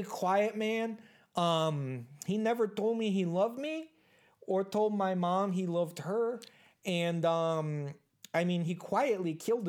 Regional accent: United States; accent: Minnesota accent; I'm kind of an army brat, which is why my accent kind of goes back and forth between like a Minnesota accent and then like a really bad Chicago accent.

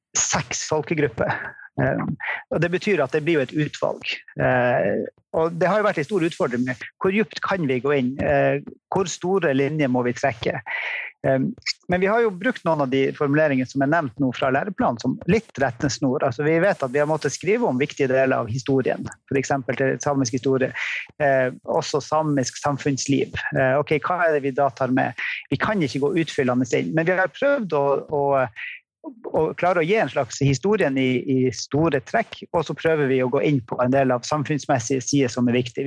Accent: Tromsø area, Norway; Jeg er fra Tromsø-området

